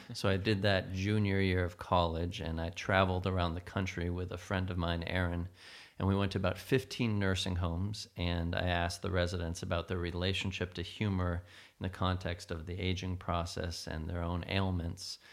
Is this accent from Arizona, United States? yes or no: yes; Phoenix, Arizona, United States; moved away as an adult; also born or lived in New York City; growing up in Phoenix, Arizona